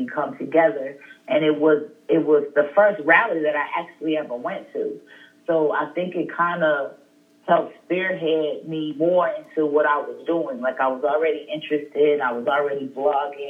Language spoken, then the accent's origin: English; Wilmington, Delaware, United States; moved away as an adult; I'm from Wilmington. So I'm just sitting on my grandfather's porch, the house that I grew up